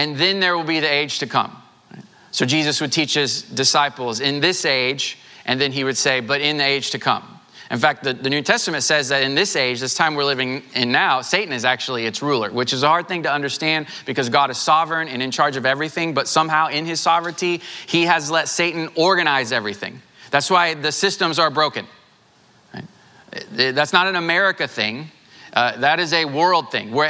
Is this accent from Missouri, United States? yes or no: yes; Southwest Missouri, United States; now in Houston, United States; I grew up in Southwest Missouri.